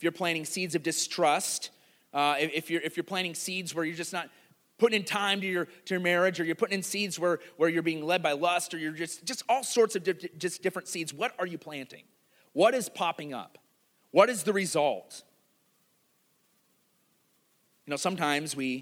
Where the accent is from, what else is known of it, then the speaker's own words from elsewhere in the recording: Iowa, United States; I grew up in Iowa